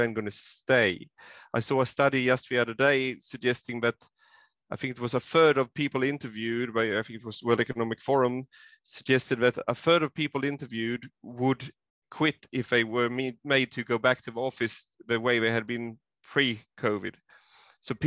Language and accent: English; Sweden; now in Queensland, Australia; I am originally from Sweden, and I have still connections there